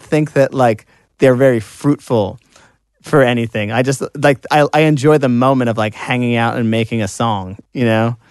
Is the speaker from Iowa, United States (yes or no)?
no; Long Island, New York, United States; I'm from Long Island